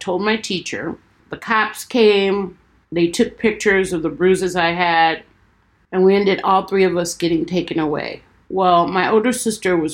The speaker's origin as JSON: {"language": "English", "town": "Detroit", "region": "Michigan", "country": "United States", "tie": "born or raised there", "said": "I was born in Detroit"}